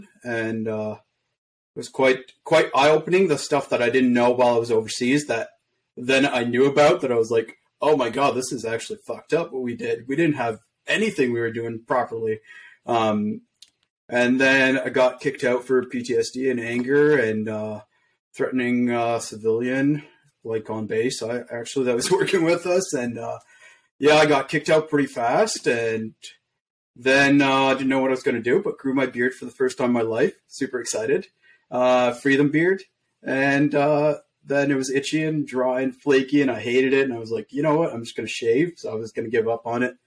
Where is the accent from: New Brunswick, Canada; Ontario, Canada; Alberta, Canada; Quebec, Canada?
Quebec, Canada; Montreal; So I grew up in Quebec, born in Quebec, Montreal. So I learned French and English at the same time.